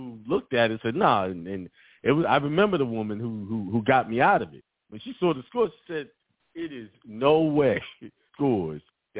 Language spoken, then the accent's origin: English; Brooklyn, New York, United States; I was raised in Bed-Stuy, so I wasn't having it.